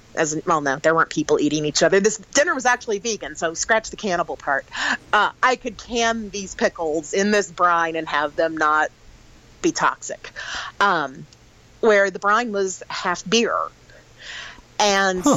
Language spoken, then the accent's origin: English; Sedalia, Missouri, United States; I grew up in Sedalia, Missouri.